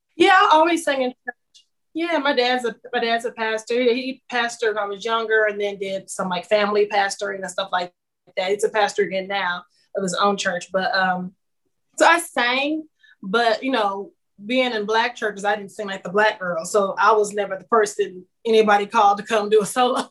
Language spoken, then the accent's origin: English; Kansas City, Kansas, United States; moved away as an adult; now in Nashville, United States; I'm from Kansas City, Kansas originally